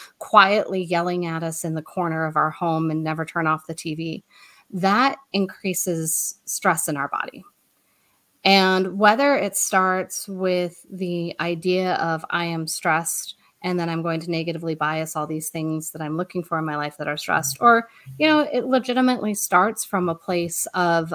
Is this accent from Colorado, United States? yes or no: yes; Colorado, United States; moved away as an adult; also born or lived in Boston; We're both from Colorado, but we went to Boston so he could go to BU